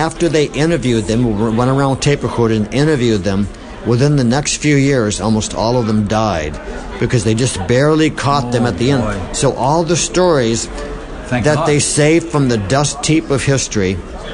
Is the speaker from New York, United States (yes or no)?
no; Boston, Massachusetts, United States; I'm from Boston